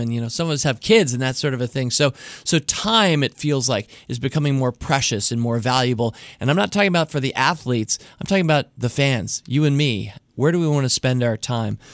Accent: United States; I'm hopelessly American

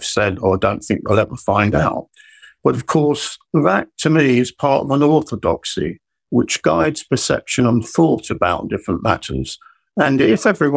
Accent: London, United Kingdom; I was born in East London, and all my family came from East London

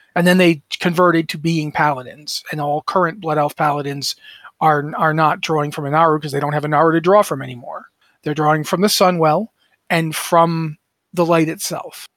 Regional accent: United States; I'm a mutt. I'm an American mutt. Uh, my, my mother's parents both came over. Uh, my grandfather was from Scotland. My grandmother was from Ireland

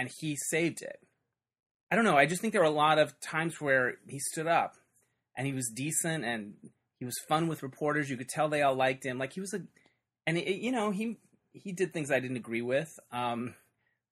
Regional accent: Arizona, United States; now in Los Angeles, United States; I'm from Arizona

